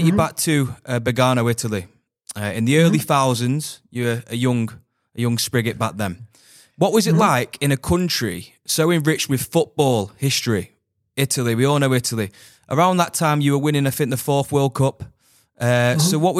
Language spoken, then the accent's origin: English; England, United Kingdom; when I was in England as well, growing up as well